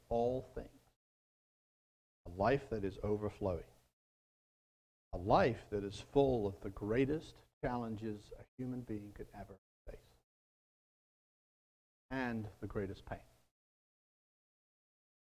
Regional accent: Wales, United Kingdom; moved away; My mind goes back to Wales and my home country

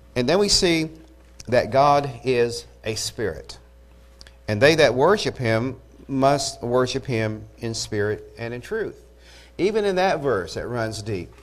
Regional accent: Eufaula, Oklahoma, United States; I'm from Eufaula

